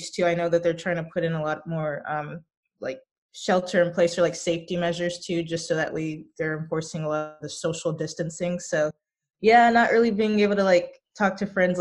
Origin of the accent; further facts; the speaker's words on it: Dallas, Texas, United States; also born or lived in Arlington, Texas / Colorado; I was born in Arlington, but I was like kind of raised outside of the Dallas area. And so, yeah, for like the first few years of my life, it was like Texas. And then we moved to Colorado for like my adolescence to teen years. And then we moved back to Texas.